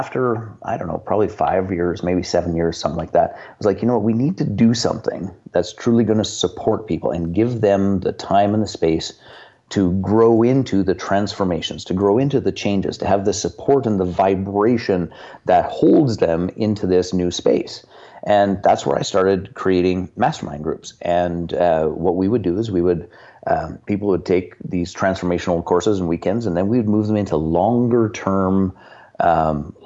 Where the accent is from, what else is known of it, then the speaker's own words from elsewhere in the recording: Canada; I'm from Canada. I live in the town in which we operate